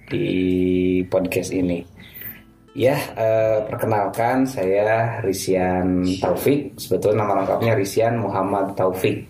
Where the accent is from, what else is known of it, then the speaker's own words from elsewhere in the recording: Bandung, West Java, Indonesia; moved away as an adult; also born or lived in Garut / Cairo; saya orang asli orang Bandung, orang tua di Bandung, tapi SD, SMP, apalagi SMP, SMA itu sudah masuk pesantren full 6 tahun itu di Garut